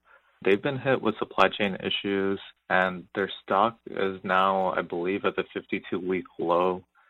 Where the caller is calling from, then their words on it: Northern California, United States; I'm calling from Northern California.